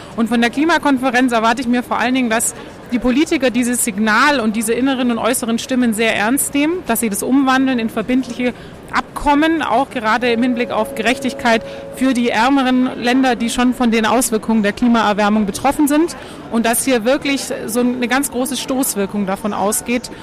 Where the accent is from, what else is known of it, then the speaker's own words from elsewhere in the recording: Berlin, Germany; Ich komme auch hier aus Berlin